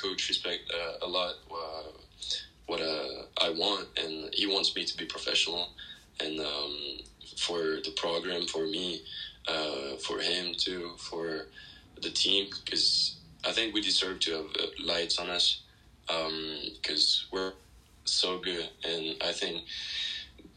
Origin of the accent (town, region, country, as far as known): France; born or raised there; moved away as an adult; now in United States